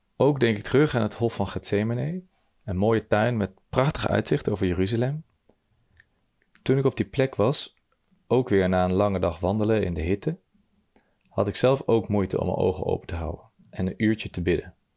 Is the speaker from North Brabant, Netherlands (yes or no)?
no; Nijmegen, Gelderland, Netherlands; ik kom uit Nijmegen.